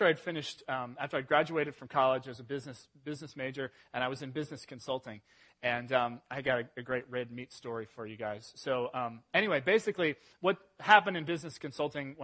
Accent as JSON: {"language": "English", "region": "England", "country": "United Kingdom", "tie": "born or raised there", "moved": "yes", "said": "I was born in England, and I'm 100% British"}